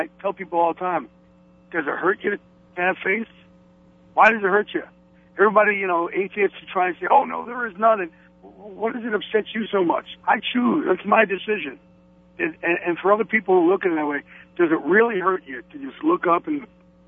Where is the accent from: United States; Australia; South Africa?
United States; Jersey Shore, New Jersey; Jersey Shore